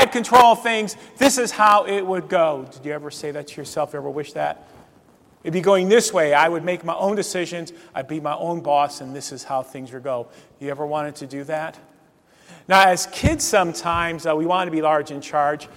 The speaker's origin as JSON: {"language": "English", "region": "Northeast Ohio", "country": "United States", "tie": "born or raised there", "said": "where I grew up in Northeast Ohio"}